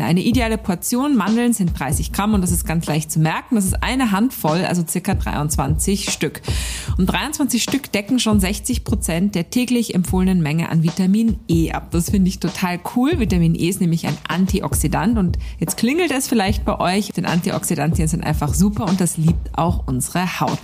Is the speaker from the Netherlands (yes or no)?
no; Austria; Wir kommen beide aus Österreich